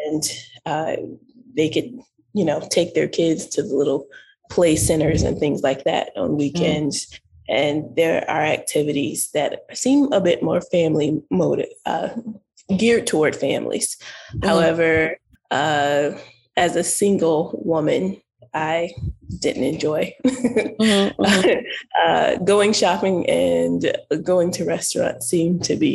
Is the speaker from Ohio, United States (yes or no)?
yes; Toledo, Ohio, United States; moved away as an adult; also born or lived in Indiana / North Carolina / Kuwait / Turkey; now in Ecuador; I was born and raised in Northwest Ohio, in Toledo, Ohio